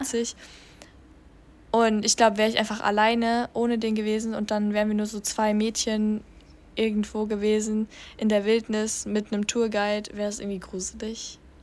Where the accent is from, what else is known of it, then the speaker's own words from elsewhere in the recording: Germany; als Deutsche